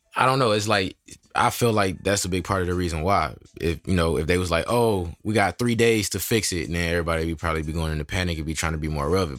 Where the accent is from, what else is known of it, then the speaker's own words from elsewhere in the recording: Michigan, United States; I'm from Michigan.